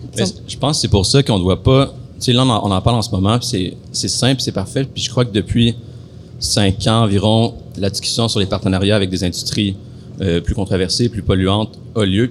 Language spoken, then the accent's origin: French; Matagami, Quebec, Canada; moved away as an adult; also born or lived in Amos, Quebec / Malartic, Quebec / Val-d'Or, Quebec; now in Montreal, Canada; je suis né à Amos, j'ai grandi à Matagami, après j'ai été à Malartic et j'ai, après ça, terminé ma, ma, ma poussée de croissance à Val d'Or